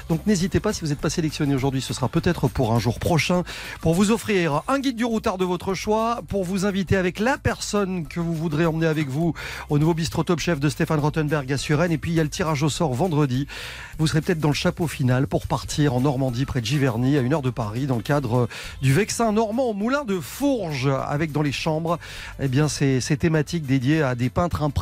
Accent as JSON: {"language": "French", "country": "Belgium", "said": "pas loin de Lille en tant que Belge, évidemment."}